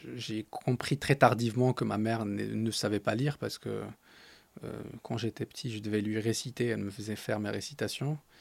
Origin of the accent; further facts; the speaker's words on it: Agadir, Souss-Massa, Morocco; French is a second language; moved away as an adult; now in France; j'ai grandi à Gadir